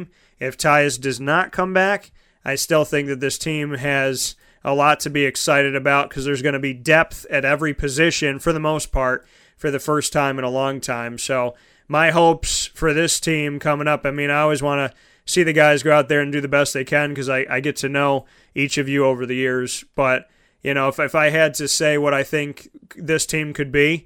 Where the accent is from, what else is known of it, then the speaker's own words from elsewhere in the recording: Syracuse, New York, United States; I grew up in Syracuse and born and raised, 10 minutes away from the dome